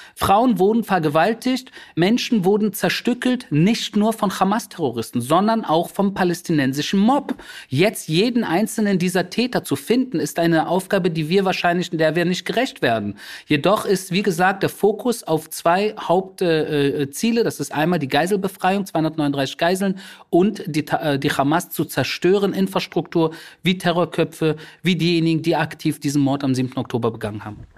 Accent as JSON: {"language": "German", "region": "Berlin", "country": "Germany", "tie": "born or raised there", "first_language": "German", "moved": "as an adult", "lives_now": "Israel", "said": "mein Geburtsort da wo ich aufgewachsen bin"}